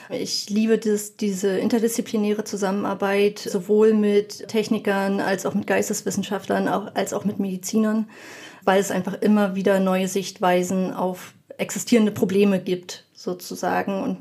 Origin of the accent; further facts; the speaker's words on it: Berlin, Germany; now in Brandenburg, Germany; wohne mittlerweile in Brandenburg und die Versorgung auf dem Land ist halt wirklich nicht gut. Also ich komme vorher aus Berlin und dort war sie deutlich besser.